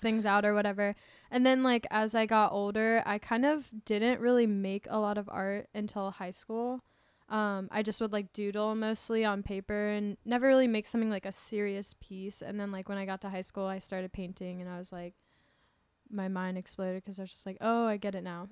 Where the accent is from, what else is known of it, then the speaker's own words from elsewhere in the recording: Tampa, Florida, United States; I'm from Tampa, Florida.